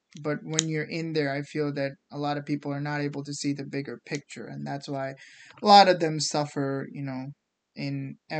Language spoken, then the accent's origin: English; India; English is a second language; yeah, that was something that I learned coming from India that was actually very eye-opening. So growing up in India, the schooling system was very competitive.